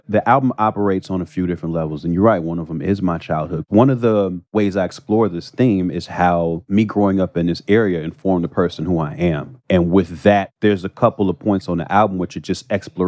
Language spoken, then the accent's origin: English; Chicago, Illinois, United States; I got bused from the South Side to the North Side.